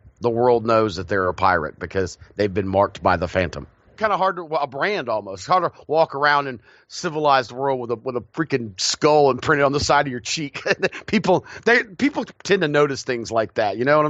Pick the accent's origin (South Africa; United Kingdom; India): United Kingdom; I think if you find like families, being British, a lot of, you know, elite families, royalty, you know, nobility, they have those family mausoleums